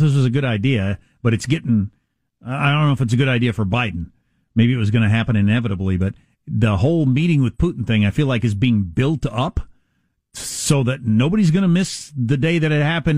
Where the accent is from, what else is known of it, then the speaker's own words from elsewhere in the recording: United States; I'm an American